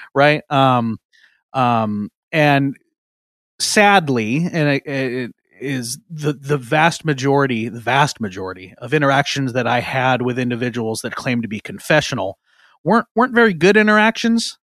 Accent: Eastern Washington, United States; moved away as an adult; now in Seattle area, United States; I grew up in Eastern Washington, moved over to the Seattle area.

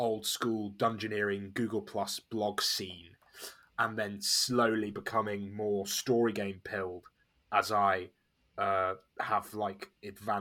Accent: Nottingham, East Midlands, United Kingdom; I'm British. I grew up in Nottingham in the East Midlands in England.

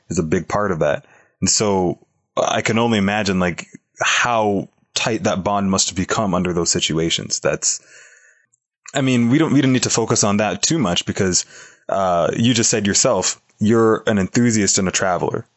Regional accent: Toronto, Ontario, Canada; my hometown of Toronto, Canada

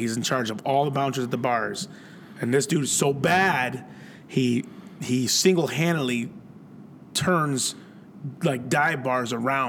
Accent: Buffalo, New York, United States; No, that ain't me. I'm from Buffalo.

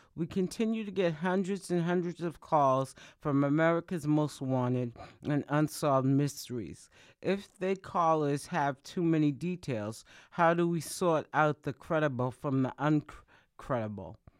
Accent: Boston, Massachusetts, United States; I'm from Boston. I live in Boston, Massachusetts.

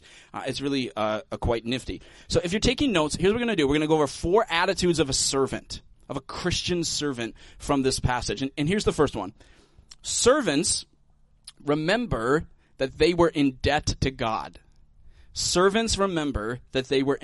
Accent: United States; as Americans

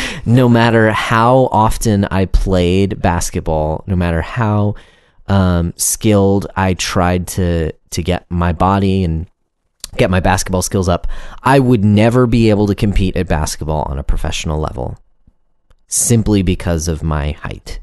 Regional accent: United States; me as an American

